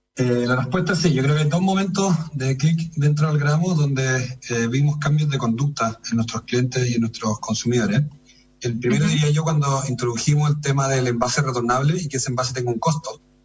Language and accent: Spanish; Chile; como chilenos y chilenas